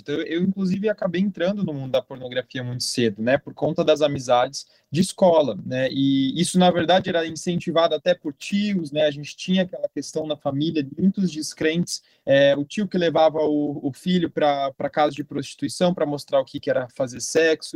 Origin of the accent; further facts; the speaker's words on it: Jundiaí, São Paulo, Brazil; eu sou natural de Jundiaí, né? Moro em Jundiaí até hoje.